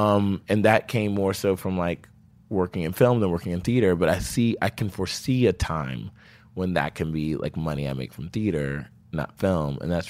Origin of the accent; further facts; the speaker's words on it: the South, United States; It's like how I make sense of the world because I'm from the South. And a lot of people who aren't from the South, I think, don't make sense of it as often as I do.